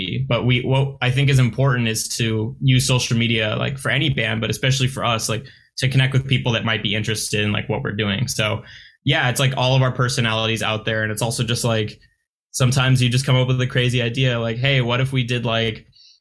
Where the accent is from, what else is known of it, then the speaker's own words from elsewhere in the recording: Long Beach, California, United States; I grew up in Long Beach and that's where I live now.